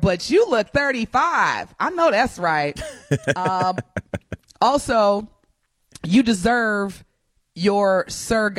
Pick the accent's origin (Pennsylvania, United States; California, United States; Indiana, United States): Indiana, United States; Evansville; I'm from Evansville